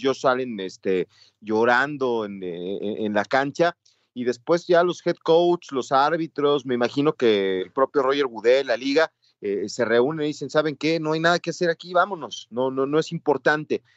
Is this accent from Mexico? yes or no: yes; Mexico; en el entorno en el que yo crecí que en México los Reyes Magos son los que los que rifan acá en México